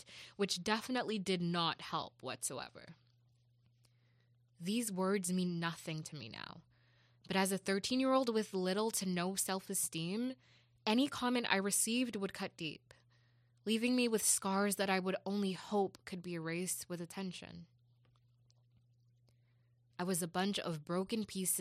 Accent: Jamaica; moved away; As a Jamaican

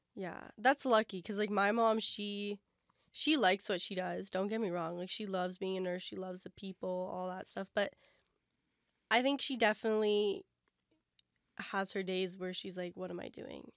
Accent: London, Ontario, Canada; moved away as an adult; now in Toronto, Canada; we're from London, and that's, like, an expensive train ride home

